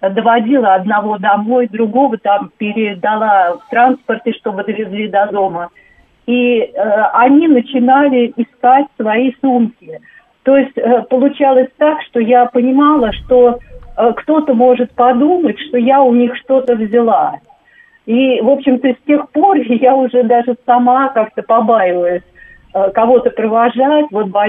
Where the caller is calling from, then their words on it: Moscow Oblast, Russia; А, здравствуйте, Татьяна, я из Подмосковья.